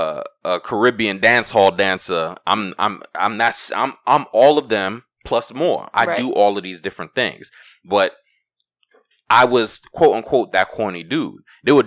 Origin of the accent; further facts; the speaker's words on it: Brooklyn, New York, United States; I'm from New York, Brooklyn. Right. You know, we grew up in that age of flex. So I think it was like every Friday we had Flex in Brooklyn.